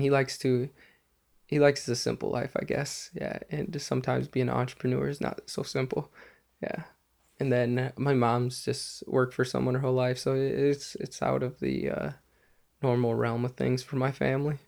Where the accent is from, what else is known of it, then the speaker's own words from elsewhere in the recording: Lake City, United States; my hometown, Lake City